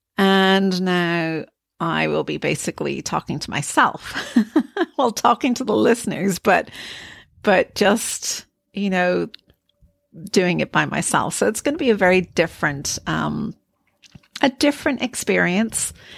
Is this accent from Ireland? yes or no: yes; Ireland; I am Irish